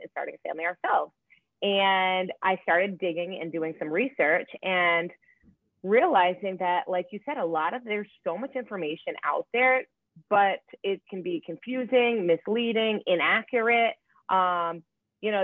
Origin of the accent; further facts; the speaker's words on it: Rhode Island, United States; moved away; also born or lived in Hoboken, New Jersey / Los Angeles / Boston; I'm from Rhode Island